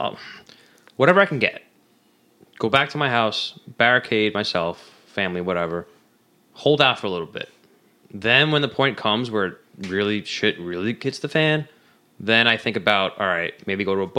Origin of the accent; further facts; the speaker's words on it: New York, United States; We're from New York.